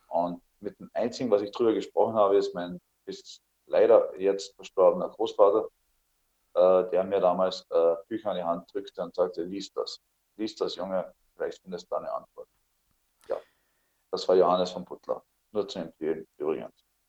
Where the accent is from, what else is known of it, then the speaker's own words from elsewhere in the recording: Althofen, Carinthia, Austria; das war mein Heimatort in Kärnten, nennt sich Althofen